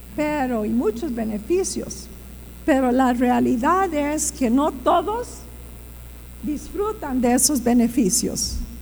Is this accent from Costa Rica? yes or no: yes; Costa Rica; moved away as an adult; also born or lived in Strasbourg, France; me crié aquí en Costa Rica